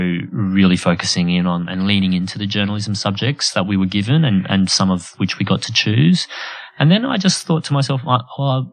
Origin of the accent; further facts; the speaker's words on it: Australia; I grew up Asian in Australia.